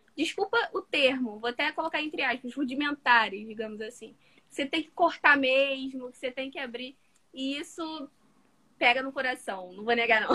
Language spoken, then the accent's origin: Portuguese; Nova Iguaçu, Rio de Janeiro, Brazil; sou do Rio de Janeiro, Nova Iguaçu, para ser mais exata, Baixada Fluminense